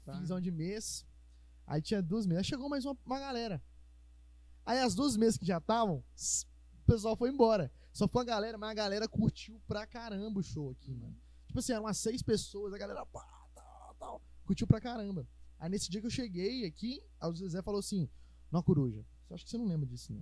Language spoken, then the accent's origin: Portuguese; Minas Gerais, Brazil; accent: mineiro; a gente é mineiro, a gente é, a gente é acostumado a falar a vogal é, é, é